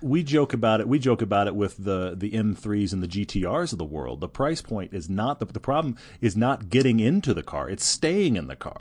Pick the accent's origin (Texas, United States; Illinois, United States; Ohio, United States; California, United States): Texas, United States; Houston; moved away; I grew up in Houston.